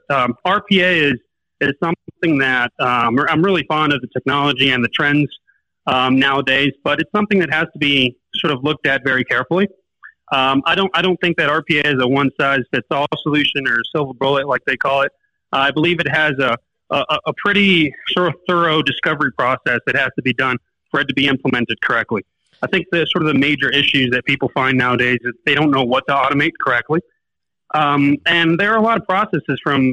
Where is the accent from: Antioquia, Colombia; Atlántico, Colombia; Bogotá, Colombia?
Atlántico, Colombia; Barranquilla; now in Medellín, Colombia; I moved to Medellin from Barranquilla. I'm actually originally from the coast in Barranquilla.